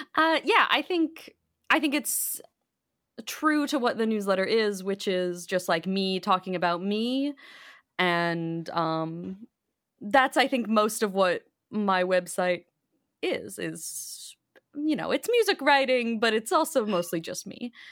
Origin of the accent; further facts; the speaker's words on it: Bolingbrook, Illinois, United States; I grew up in Bolingbrook, which is a southwest suburb.